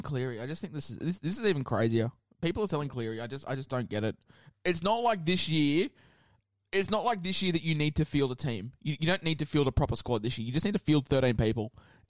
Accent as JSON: {"language": "English", "region": "Queensland", "country": "Australia", "said": "as a Queenslander"}